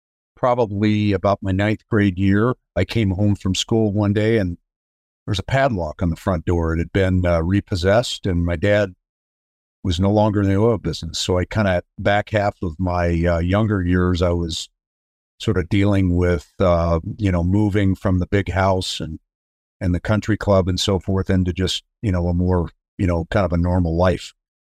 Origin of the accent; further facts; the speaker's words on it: Denver, Colorado, United States; I grew up in Denver, Colorado. I am the youngest of four kids